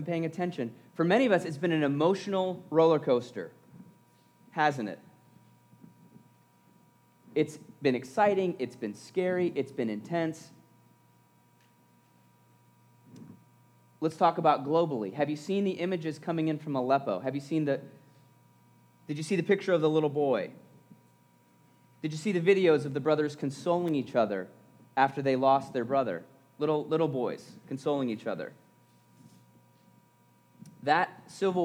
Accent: around the Great Lakes, Midwest, United States; I was and still am, a Midwestern boy, growing up around the Great Lakes, in the Mickey Mouse waves of Lake Erie

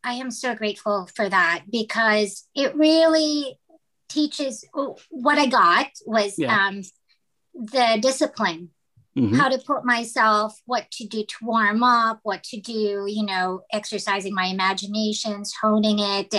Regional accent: Philippines; moved away as an adult; now in Los Angeles, United States; I was born and raised in the Philippines, and then I moved to Los Angeles to go to college primarily.

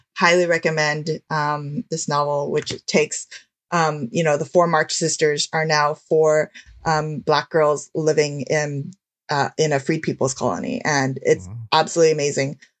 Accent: United States; as an Asian American

